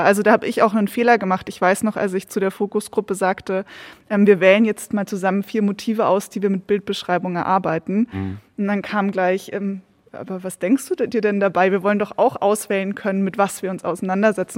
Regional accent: Bavaria, Germany; moved away as an adult; also born or lived in Regensburg / Edinburgh, Scotland / Scottish Highlands; Ich bin ja eigentlich Bayerin, sozusagen hier hochgewandert

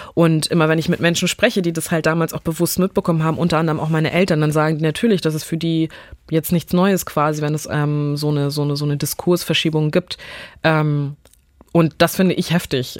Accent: Neumünster, Schleswig-Holstein, Germany; ich bin hier aufgewachsen, wie alle schleswig-holsteinischen Kids hier aufgewachsen sind

